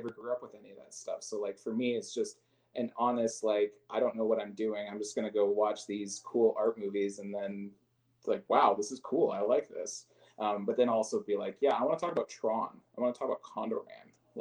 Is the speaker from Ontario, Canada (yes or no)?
no; Regina, Saskatchewan, Canada; now in Calgary, Canada; my hometown, the Saskatchewan